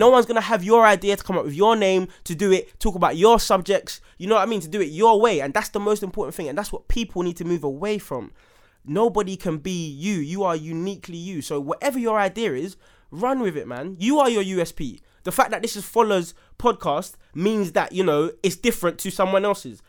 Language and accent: English; London, United Kingdom; a young black man growing up in Southeast London